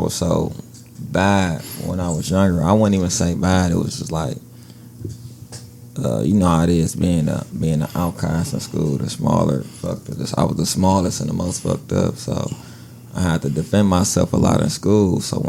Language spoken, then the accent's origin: English; Milwaukee, Wisconsin, United States; I was born here in Milwaukee, Wisconsin.